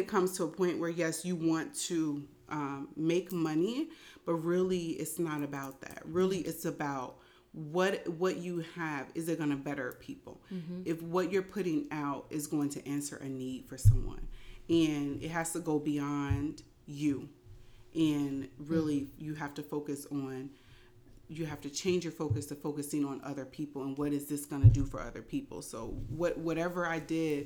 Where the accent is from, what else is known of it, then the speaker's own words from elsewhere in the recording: Indianapolis, Indiana, United States; now in Philadelphia, United States; I'm originally from Indianapolis, Indiana, and I am a hairstylist. And I originally moved here to Philadelphia